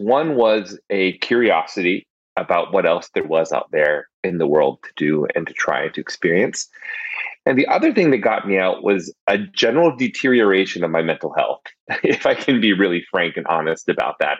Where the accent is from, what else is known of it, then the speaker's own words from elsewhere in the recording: Chicago, Illinois, United States; I'm from Chicago